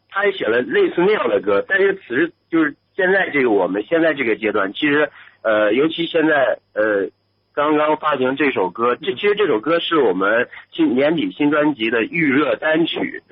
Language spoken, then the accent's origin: Chinese; Northeast China, China; 我是东北人